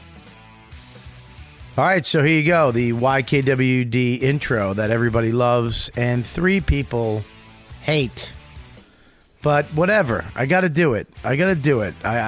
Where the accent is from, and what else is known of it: Boston, Massachusetts, United States; born or raised there; moved away